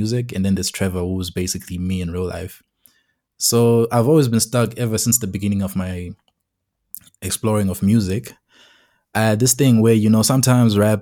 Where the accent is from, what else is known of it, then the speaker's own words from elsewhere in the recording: Masvingo, Zimbabwe; now in Pretoria, South Africa; I'm from Zimbabwe, from Mashingo to be specific, and basically I am currently in South Africa, in Pretoria.